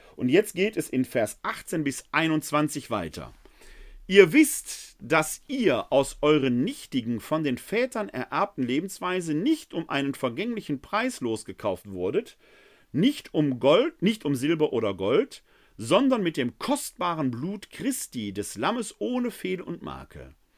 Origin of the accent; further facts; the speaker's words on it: Essen, North Rhine-Westphalia, Germany; Ich persönlich bin ja ein Kind des Ruhrgebietes. Ich kenne noch die Hochöfen der Kruppschen Fabriken in Essen-Altendorf, wo ich groß geworden bin